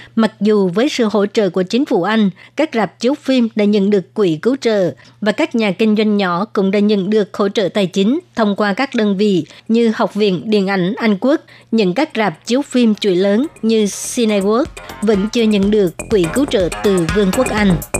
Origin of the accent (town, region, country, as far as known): Vietnam; first language Vietnamese; now in Taiwan